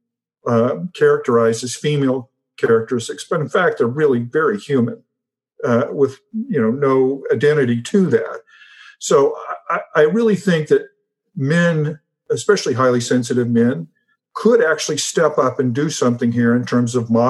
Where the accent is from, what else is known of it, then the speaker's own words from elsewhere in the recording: United States; as an American